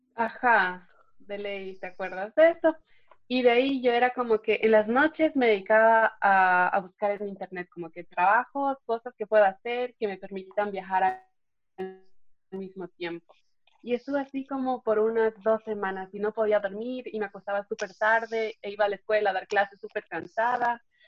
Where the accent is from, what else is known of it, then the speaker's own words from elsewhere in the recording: Puerto Baquerizo Moreno, Galápagos, Ecuador; moved away; also born or lived in Quito; Yo nací y crecí en Galápagos, en la isla de San Cristóbal